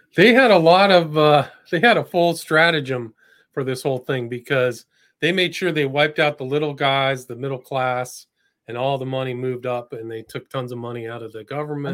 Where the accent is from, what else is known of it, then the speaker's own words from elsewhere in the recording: Northern California, United States; I grew up in Northern California